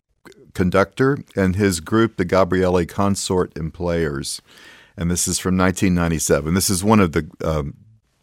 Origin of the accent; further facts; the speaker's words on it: Alice, Texas, United States; I'm a Texan, seventh generation Texan, and I grew up in South Texas, in Alice, the town that I grew up in.